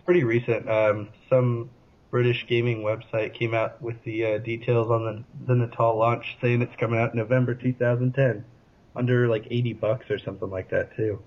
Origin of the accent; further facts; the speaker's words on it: Fairfax County, Northern Virginia, United States; my hometown. They had Fairfax County